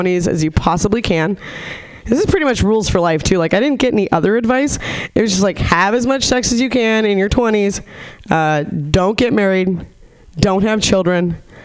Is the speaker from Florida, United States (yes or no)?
no; Nevada City, California, United States; moved away; I'm from a really small hippy dippy town, Nevada City